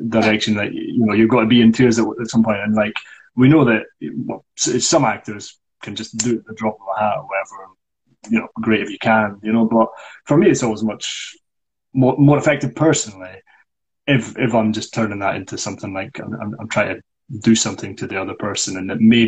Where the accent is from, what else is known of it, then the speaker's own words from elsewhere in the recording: Scotland, United Kingdom; as a Scottish person.